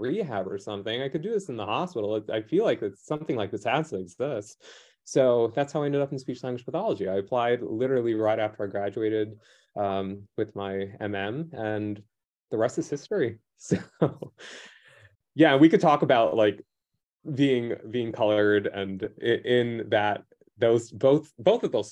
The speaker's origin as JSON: {"language": "English", "town": "New York City", "region": "New York", "country": "United States", "tie": "born or raised there", "said": "growing up in New York City school public system"}